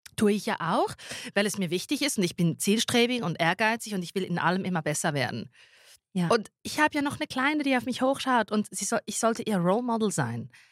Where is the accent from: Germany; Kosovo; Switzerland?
Switzerland; Zurich; also born or lived in Schwamendingen; also ich als Zürcherin bin dort im Exil noch bis 13. Dezember